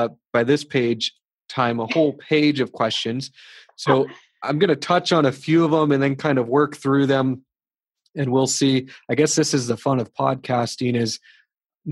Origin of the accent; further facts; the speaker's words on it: United States; now in Blyth, Canada; When I was growing up I grew up in the States